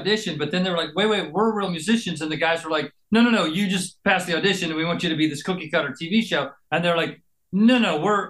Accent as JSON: {"language": "English", "town": "Narberth", "region": "Pennsylvania", "country": "United States", "tie": "born or raised there", "also_born_or_lived": "Kansas / upstate New York / San Francisco", "said": "I was born in Pennsylvania, and as a little kid, I was in Kansas and upstate New York. Oh, yeah? But then back out in Narberth, you know, since I was about 12."}